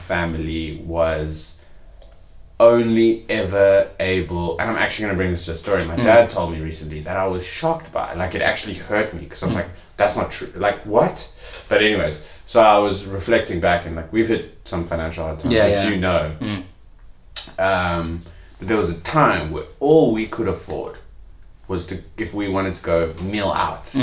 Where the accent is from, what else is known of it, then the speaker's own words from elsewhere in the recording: KwaZulu-Natal, South Africa; Growing up in Natal